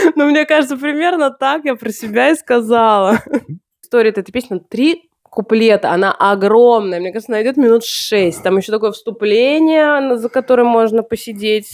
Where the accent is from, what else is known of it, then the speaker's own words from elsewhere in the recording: Russia; moved away; Я сама-то не из Санкт-Петербурга, с... а из... да, а из провинции